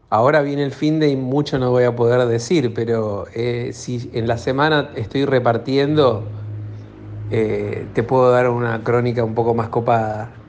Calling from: Buenos Aires, Argentina; A full, gato, soy tu cronista de Buenos Aires.

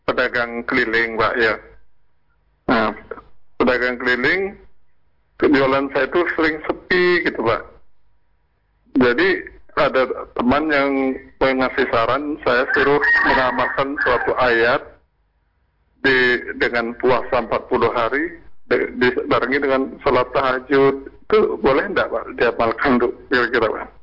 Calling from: Jambi, Indonesia; Saya dari Jambi.

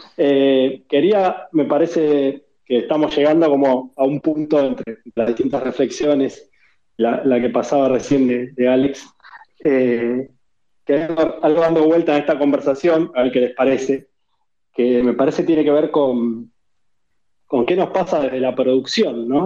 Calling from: Buenos Aires, Argentina; saludos desde Buenos Aires

